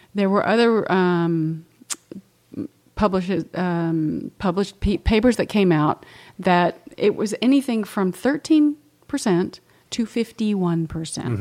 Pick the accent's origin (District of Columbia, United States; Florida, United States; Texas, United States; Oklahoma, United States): Oklahoma, United States; moved away; I grew up in Oklahoma and was, we raised cows and pigs and had our own milk